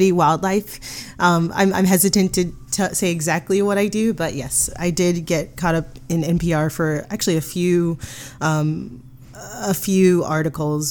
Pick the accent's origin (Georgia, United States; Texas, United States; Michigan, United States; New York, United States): Georgia, United States; Atlanta; also born or lived in Athens, Georgia; I'm from Atlanta.